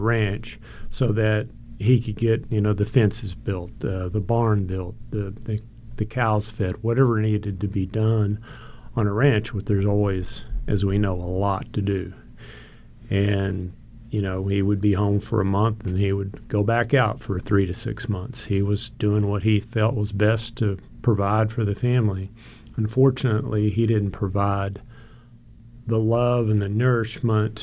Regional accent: Gonzales County, Texas, United States; I grew up in Gonzales County in a small rural ranch lifestyle

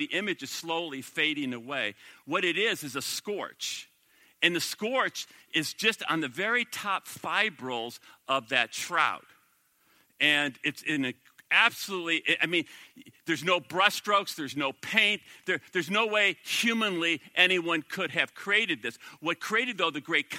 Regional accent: Minnesota, United States; I'm from the Promised Land, Minnesota.

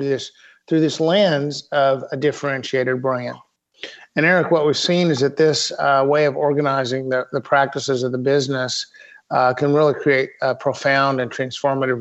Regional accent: Fayetteville, Arkansas, United States; also born or lived in New York / Bloomington, Indiana / Little Rock, Arkansas; born in New York, a few years in Bloomington, Indiana, but I grew up in Fayetteville, Arkansas, Northwest Arkansas

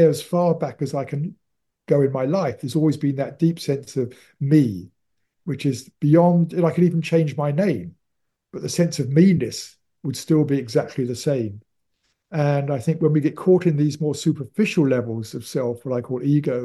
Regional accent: United Kingdom; I am British

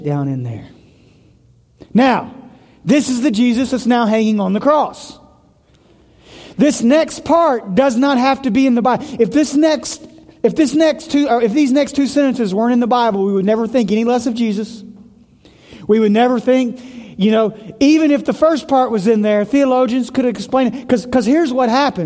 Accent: Tennessee, United States; moved away; I'm from Tennessee

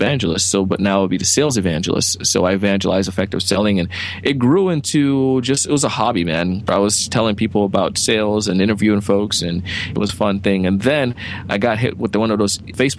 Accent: Jamaica; moved away; I grew up in Jamaica

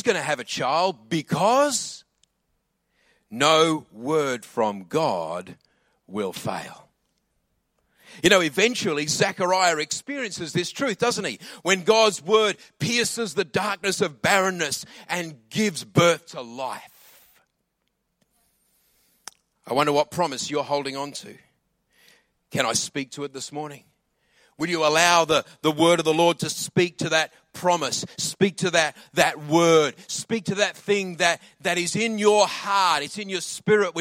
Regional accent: Adelaide, South Australia, Australia; also born or lived in England; I grew up in Adelaide

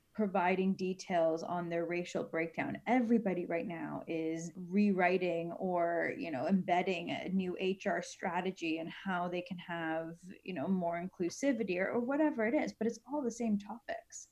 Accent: Canada; I'm Canadian

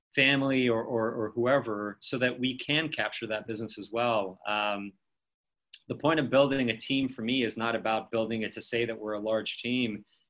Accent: Beverly Hills, California, United States; I grew up in Beverly Hills.

